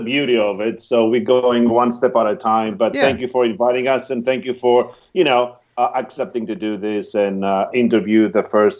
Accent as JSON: {"language": "English", "country": "Greece", "also_born_or_lived": "Pennsylvania", "moved": "as an adult", "lives_now": "United States", "said": "I'm from Greece, but I lived half of my life here."}